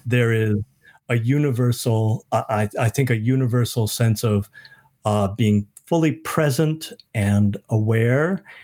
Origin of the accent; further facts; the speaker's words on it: Michigan, United States; moved away as an adult; also born or lived in Minnesota; now in New Zealand; I grew up in Michigan. We'd moved to Minnesota